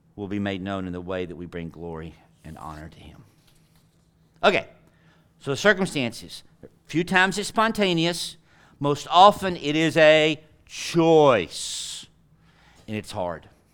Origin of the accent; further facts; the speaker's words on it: Tyler, Texas, United States; I'm from flyover country. I'm from Tyler, Texas.